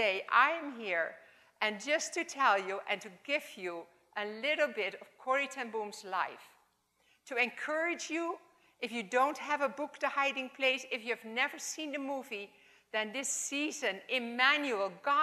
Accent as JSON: {"language": "English", "country": "Netherlands", "accent": "Dutch", "second_language": "English", "said": "my Dutch accent"}